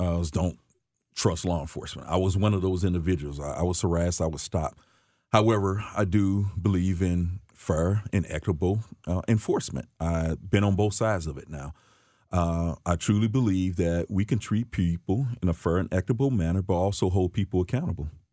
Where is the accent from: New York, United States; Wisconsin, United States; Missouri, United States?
Missouri, United States; St. Louis; I grew up in, uh, West Saint Louis my younger years, um, fifty-nine hundred block of Wabah to be exact. Um, as I got older, we moved out to, uh, North Saint Louis County.